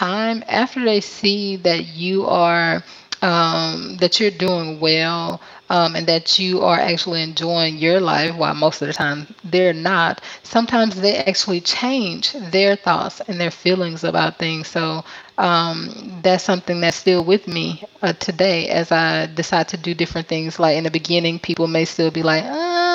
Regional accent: Mobile, Alabama, United States; moved away as an adult; now in Da Nang, Vietnam; I am from Mobile, Alabama in the USA

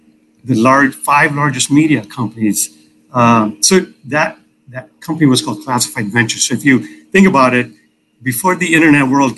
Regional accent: Chicago, Illinois, United States; I grew up in Chicago

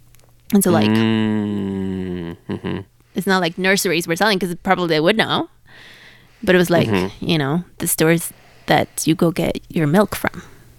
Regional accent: Mexico City, Mexico; Ooh, I'm from Mexico City.

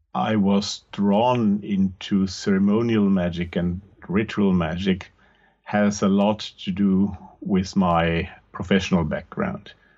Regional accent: Austria; English is a second language; I'm from the German speaking part of the world, from Austria to be more precise

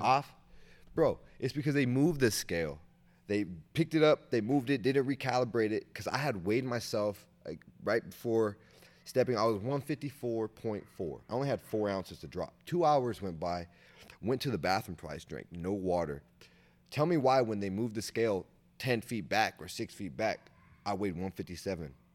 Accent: Sacramento, California, United States

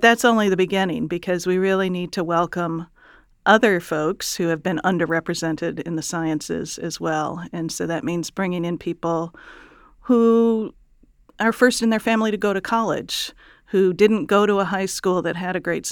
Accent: Chicago, Illinois, United States; I grew up in Chicago

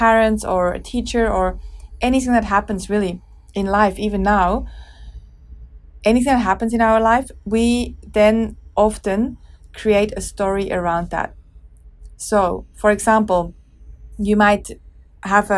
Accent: Switzerland; I grew up in Switzerland

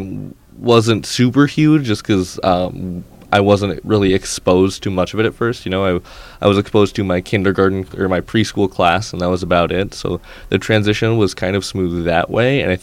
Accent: Kennedy, Saskatchewan, Canada; now in Fort St. John, Canada; I'm from a very, very, very small town. I'm from Kennedy, Saskatchewan

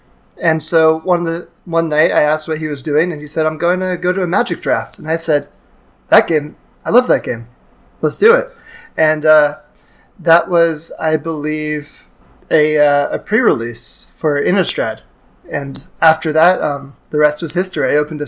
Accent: Southern California, United States; also born or lived in New York; I'm a 30-year-old mechanical engineer. I was born and raised in Southern California, where I live also now. I went to school in New York

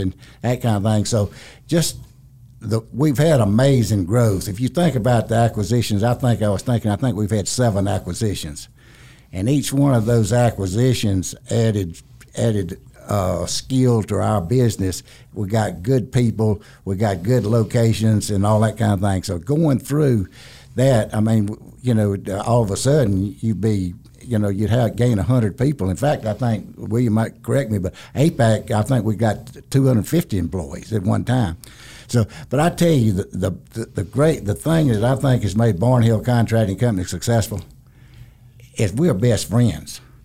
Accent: Ware Shoals, South Carolina, United States; I, grew up in a little town, Ware Shoals, South Carolina

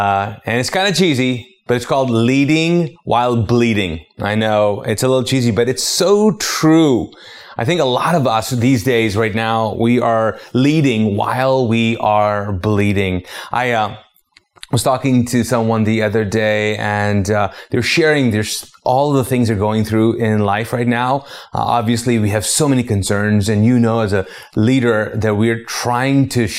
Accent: Pakistan; also born or lived in Arab world; now in United States; because I'm a Pakistani. I'm a former Muslim. I grew up in the Arab world and then I came to the States as an immigrant and then started a church in the South.

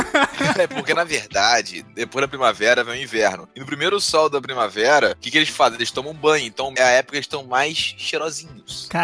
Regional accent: Rio de Janeiro, Brazil; eu que sou do Rio

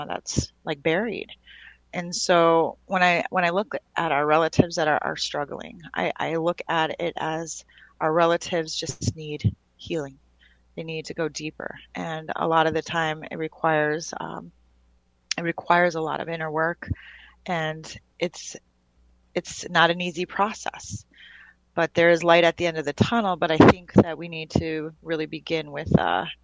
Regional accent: around Red Lake, northern Minnesota, United States; also born or lived in North Dakota; But we grew up around up northern Minnesota around Red Lake.

